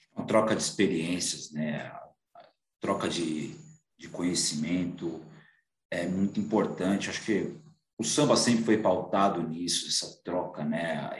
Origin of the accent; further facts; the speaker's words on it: São Paulo, Brazil; aqui de São Paulo, eu sou paulista